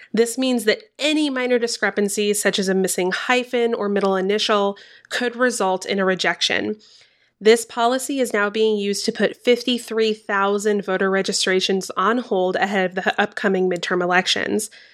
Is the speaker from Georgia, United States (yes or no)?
yes; Georgia, United States; my home state of Georgia